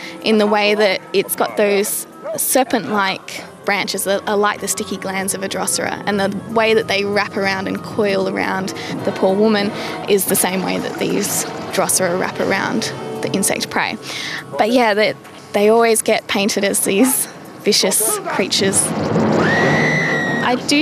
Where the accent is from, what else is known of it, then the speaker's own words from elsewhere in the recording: Western Australia, Australia; I'm a botanist from Western Australia